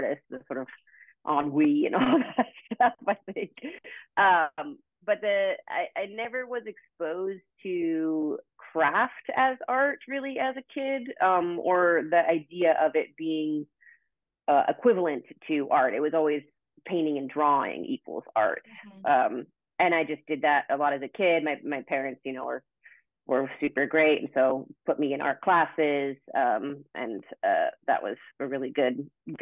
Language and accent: English; Oregon, United States; also born or lived in Santa Barbara, California; now in Orange County, United States; I'm from Oregon originally